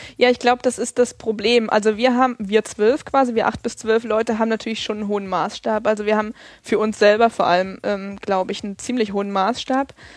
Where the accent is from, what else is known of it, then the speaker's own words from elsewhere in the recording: Erfurt, Thuringia, Germany; now in Freiburg, Germany; ich komme aus, eigentlich aus Erfurt